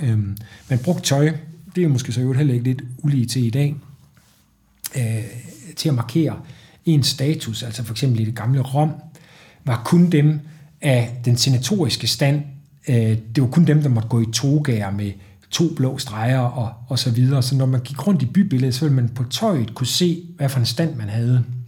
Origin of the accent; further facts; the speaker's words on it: Trige, Central Denmark Region, Denmark; jeg var spejder som dreng i Trige nord for Aarhus